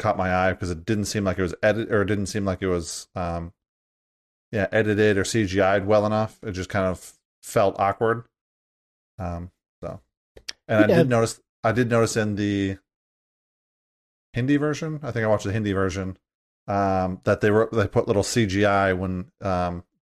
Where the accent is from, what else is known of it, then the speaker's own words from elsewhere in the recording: United States; As an American